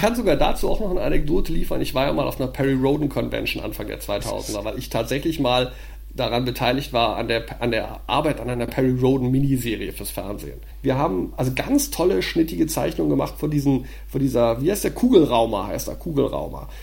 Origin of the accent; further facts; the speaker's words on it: Düsseldorf, North Rhine-Westphalia, Germany; in Düsseldorf, meiner Heimatstadt